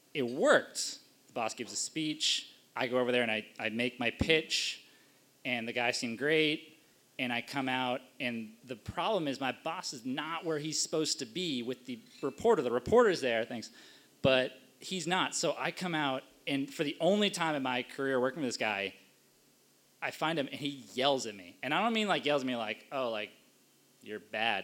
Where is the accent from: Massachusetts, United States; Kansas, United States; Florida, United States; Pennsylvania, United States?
Massachusetts, United States; Cape Cod; also born or lived in Washington, D.C.; now in Boston, United States; I grew up in New England on Cape Cod